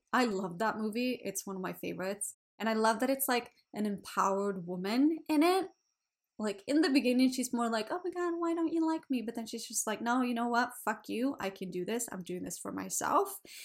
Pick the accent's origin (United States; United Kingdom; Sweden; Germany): Sweden; English is a second language; also born or lived in Australia; now in Canada; I live in Canada. I'm from Sweden